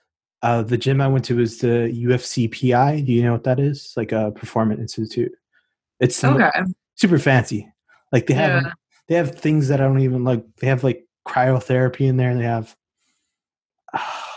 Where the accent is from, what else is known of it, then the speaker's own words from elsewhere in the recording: Texas, United States; I'm from Texas, so we got crazy stuff down here